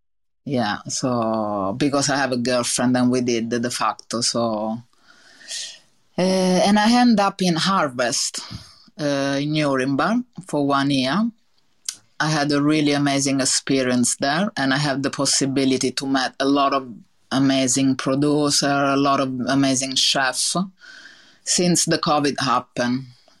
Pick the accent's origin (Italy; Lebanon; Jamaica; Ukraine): Italy; accent: Italian; English is a second language; because I didn't speak English, and now I have this really big Italian accent that I think is never gonna leave me.